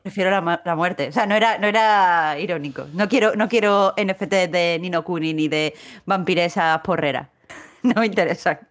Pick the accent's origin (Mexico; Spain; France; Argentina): Spain; Andalusia; como andaluza